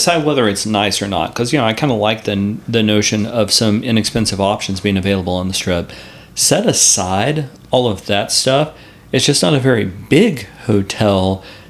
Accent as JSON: {"language": "English", "town": "San Angelo", "region": "Texas", "country": "United States", "tie": "born or raised there", "said": "I'm proud that my hometown is San Angelo, Texas."}